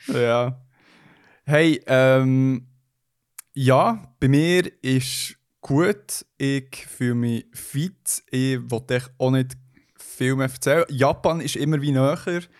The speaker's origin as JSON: {"language": "German", "country": "Switzerland", "said": "Schweizer Bünzli, wo ich bin"}